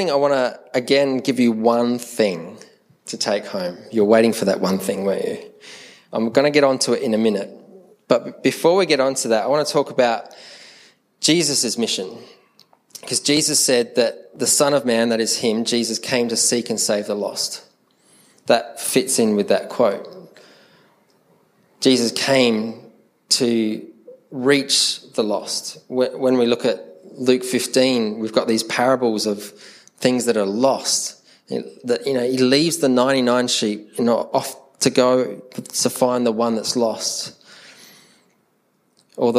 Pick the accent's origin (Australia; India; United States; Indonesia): Australia; Adelaide, South Australia; accent: Adelaide; Because the Adelaide accent sounds very English. We're very proper and posh in the way that we speak.